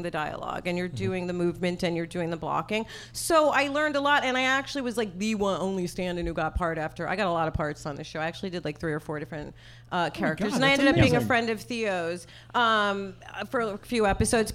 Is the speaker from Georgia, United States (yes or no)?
no; New York, United States; accent: New York; my New York accent